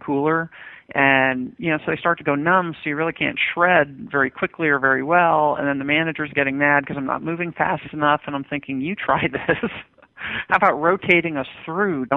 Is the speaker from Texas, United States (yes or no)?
no; Westchester County, New York, United States; I grew up in Westchester County, New York, which is one of the wealthiest places in the nation.